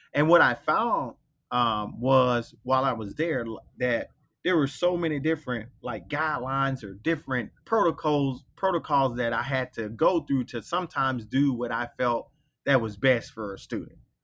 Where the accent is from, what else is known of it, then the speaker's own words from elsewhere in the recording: Belle Glade, Florida, United States; moved away; I grew up in Belglade, Florida, which is a little small town in Palm Beach County